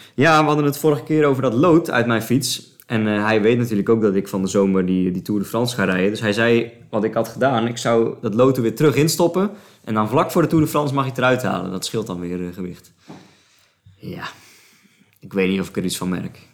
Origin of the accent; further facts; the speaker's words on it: Sliedrecht, South Holland, Netherlands; Sliedrecht, het dorp waar ik vandaan kom